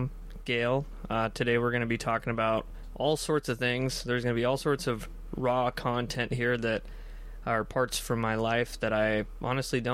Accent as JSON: {"language": "English", "town": "Black Diamond", "region": "Washington", "country": "United States", "tie": "born or raised there", "also_born_or_lived": "Renton, Washington / Algona, Washington / Fairwood, Washington", "said": "I was born in Renton, and then I don't even really remember, I don't remember anything up until we were living in Black Diamond"}